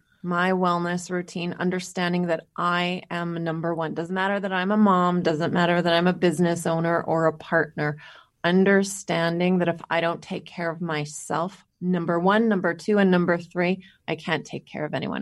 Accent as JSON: {"language": "English", "town": "Winnipeg", "region": "Manitoba", "country": "Canada", "also_born_or_lived": "Calgary / California", "moved": "as an adult", "said": "I am from Winnipeg, Manitoba, which is where we live right now. But we kind of took about a 15, 16, 17 year journey where we went to Calgary, and then we were in California for about 12, 13 years of that. So we just moved home."}